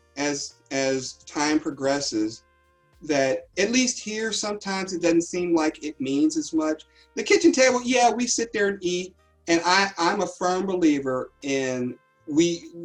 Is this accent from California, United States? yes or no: no; Cincinnati, Ohio, United States; I'm from Cincinnati.